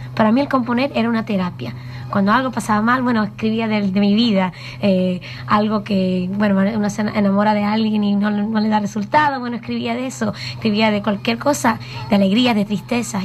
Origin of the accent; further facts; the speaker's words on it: New York, United States; Yo nací en Nueva York